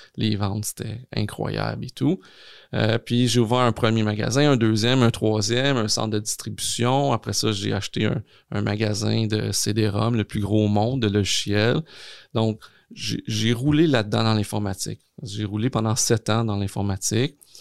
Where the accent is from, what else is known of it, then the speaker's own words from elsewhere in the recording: Longueuil, Quebec, Canada; also born or lived in Gaspésie; on habitait très, très jeune en Gaspésie. Mes parents, un, jour, se sont séparés, se sont divorcés. on est revenu dans la région de Montréal parce que ma mère venait de, Montréal, donc plus sur la rive sud de Montréal, à Longueuil précisément. Puis j'ai habité là